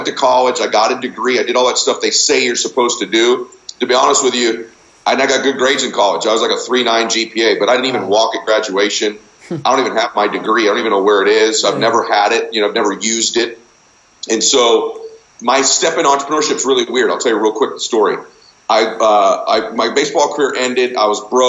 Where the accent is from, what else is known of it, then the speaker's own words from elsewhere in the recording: Diamond Bar, California, United States; also born or lived in Boston; I grew up in Southern Cal